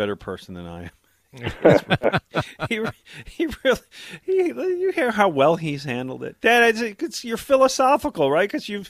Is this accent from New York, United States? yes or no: yes; Buffalo, New York, United States; when I was growing up in Buffalo